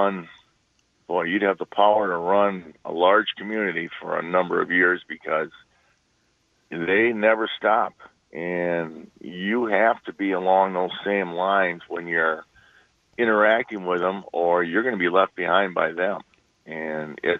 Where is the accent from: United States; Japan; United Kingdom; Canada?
United States; East Troy, Wisconsin; I grew up in East Troy. I've been living here my whole life